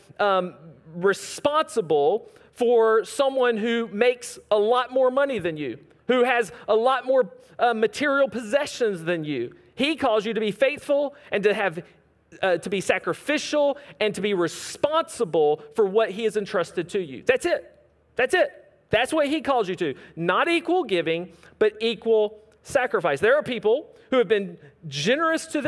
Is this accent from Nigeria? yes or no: no; United States; as American Christians